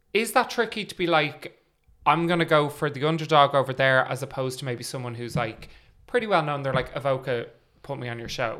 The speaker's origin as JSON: {"language": "English", "country": "Ireland", "also_born_or_lived": "London", "said": "we're a small country, we're a small scene"}